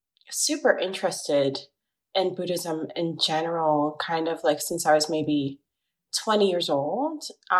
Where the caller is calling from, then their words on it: New York City, New York, United States; I am 25 years old, and I'm calling from Brooklyn, New York